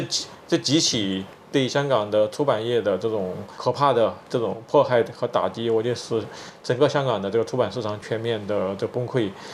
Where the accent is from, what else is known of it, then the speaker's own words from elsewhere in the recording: China; first language Chinese; moved away as an adult; now in United States; 我在二零一二年离开中国之前